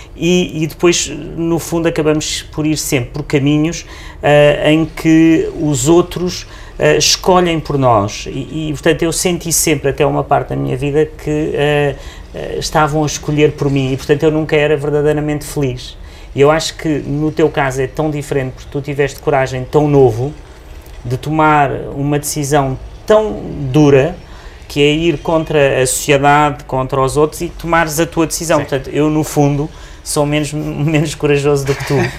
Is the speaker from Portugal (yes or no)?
yes; Beja, Alentejo, Portugal; now in Lisbon, Portugal; eu nasci em Beja nos anos 70